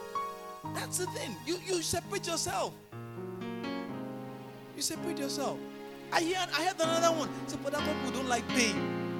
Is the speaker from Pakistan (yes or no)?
no; Port Harcourt, Rivers State, Nigeria; Say, oh, I cannot achieve XYZ, you know, because I'm from Port Harcourt. People from Port Harcourt don't do XYZ.